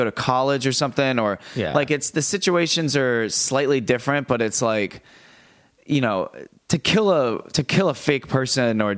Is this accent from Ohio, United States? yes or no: no; Tampa, Florida, United States; moved away as an adult; now in New York City, United States; I'm from Tampa, Florida